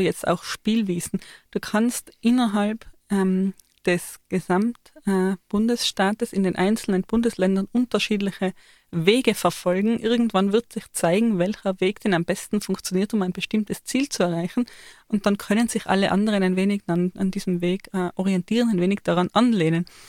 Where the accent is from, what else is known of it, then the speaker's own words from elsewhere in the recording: Austria; ich als Österreicherin